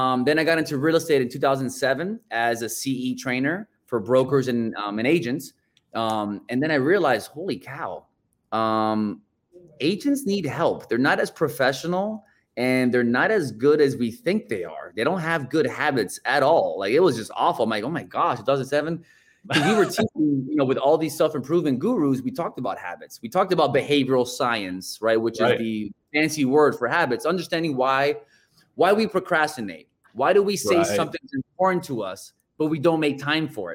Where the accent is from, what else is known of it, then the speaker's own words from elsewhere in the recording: Inglewood, California, United States; moved away; also born or lived in Miami, Florida; born and raised in Los Angeles, over there in Inglewood, California, moved to Miami